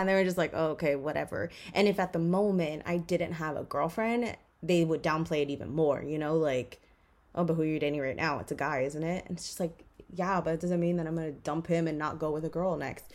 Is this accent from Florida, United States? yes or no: yes; Miami, Florida, United States; I grew up in Miami.